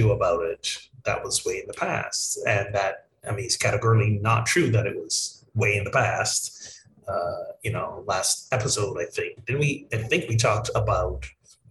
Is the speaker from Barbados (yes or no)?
yes; Barbados; moved away; my home country of Barbados